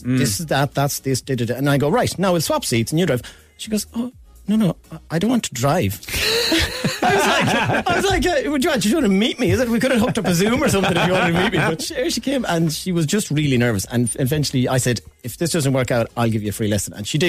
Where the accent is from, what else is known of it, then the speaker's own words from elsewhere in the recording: Galway, Connacht, Ireland; moved away; I am actually originally from Galway